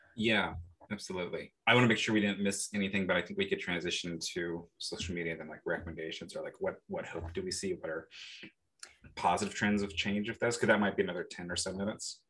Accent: the Bay Area, California, United States; moved away as an adult; now in Milwaukee, United States; we are from the, the Bay

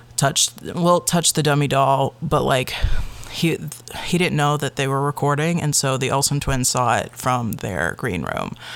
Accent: Chicago, Illinois, United States; moved away as an adult; also born or lived in Michigan; now in Oregon, United States; I grew up in the Chicagoland area

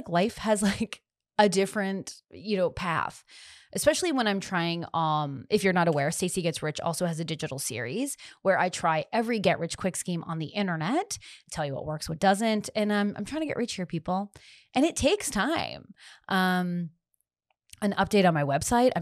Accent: Canada; also born or lived in Los Angeles; I'm Canadian

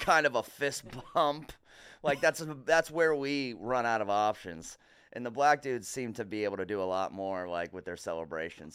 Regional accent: Massachusetts, United States; I'm a comedian from Massachusetts

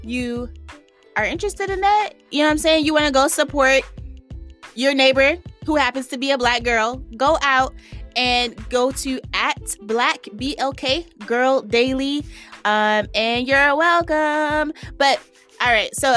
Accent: the South, United States; moved away as an adult; I'm from the South

